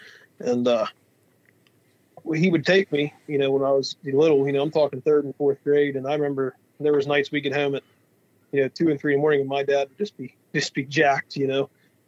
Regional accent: Pennsylvania, United States; We're from Western Pennsylvania, and we haul logs for a living. That's a pretty booming business in this part of Western Pennsylvania.

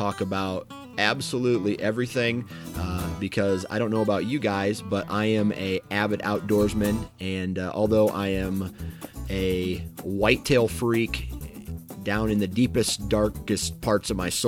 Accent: Mount Pleasant, Iowa, United States; also born or lived in Waterloo, Iowa; I landed in Mount Pleasant, Iowa, in southeast Iowa, somewhere around 1987, and that's where I kind of planted my roots, and that's where our family planted our roots. That's where I grew up

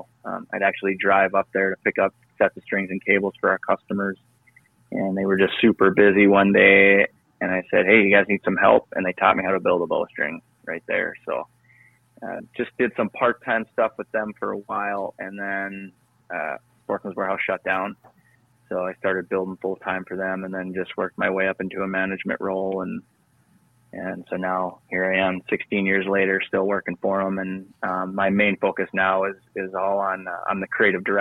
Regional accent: Northwest Minnesota, United States; moved away as an adult; also born or lived in Duluth, Minnesota / Arizona; I grew up in Northwest Minnesota

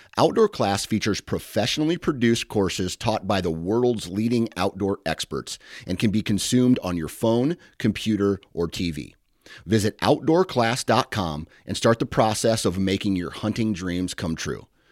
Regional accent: Minnesota, United States; I grew up in Minnesota

